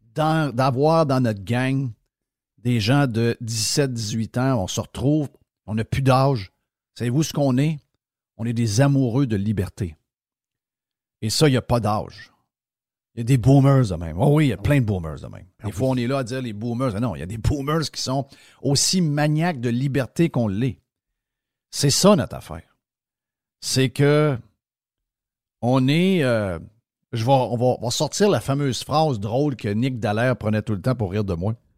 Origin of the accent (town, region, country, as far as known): Quebec, Canada